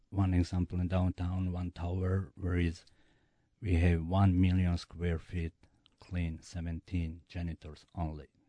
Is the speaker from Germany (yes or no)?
no; Bosnia & Herzegovina; English is a second language; moved away as an adult; now in United States; I'm from Bosnia